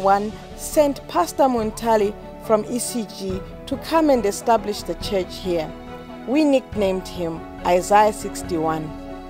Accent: Salima, Central Region, Malawi; also born or lived in Doha, Qatar; I came from Doha, where I was arrested, but I am from Salima, TA Gambalami.

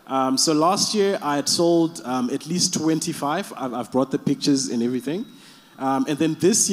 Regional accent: Zimbabwe; now in Cape Town, South Africa; I am from Cape Town, but originally from Zimbabwe.

